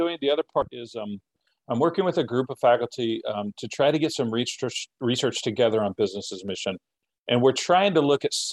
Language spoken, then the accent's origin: English; United States; I'm American, crossing the border every day to teach